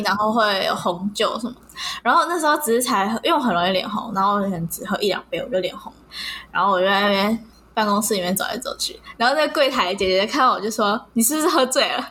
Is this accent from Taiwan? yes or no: yes; Taipei, Taiwan; 我在，我在台北，我在台北有家